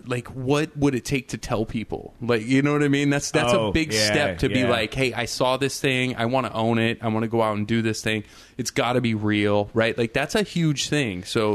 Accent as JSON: {"language": "English", "region": "Nevada", "country": "United States", "tie": "born or raised there", "said": "I grew up in the woods, but I grew up in Nevada, right?"}